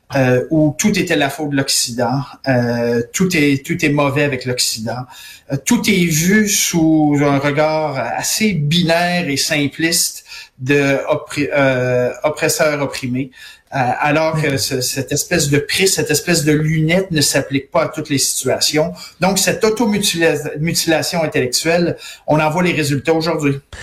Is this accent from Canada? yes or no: yes; Montreal, Quebec, Canada; chez nous à Montréal, au Québec, au Canada